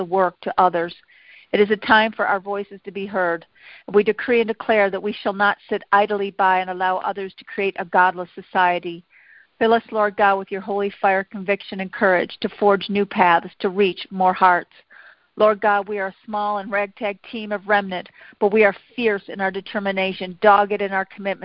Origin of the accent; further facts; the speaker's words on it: United States; being American